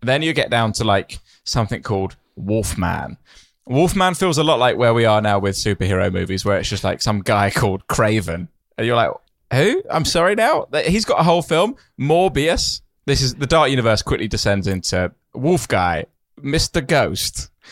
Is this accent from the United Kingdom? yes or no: yes; United Kingdom; I'm very British